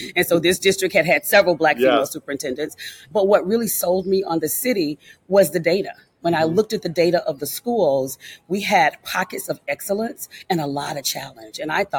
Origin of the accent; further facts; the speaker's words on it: Jacksonville, Florida, United States; moved away as an adult; also born or lived in Detroit; now in Cincinnati, United States; growing up in Duval County, being a native of Duval County, not ever having left Jacksonville, Florida until I went to Detroit and then worked there for 5 years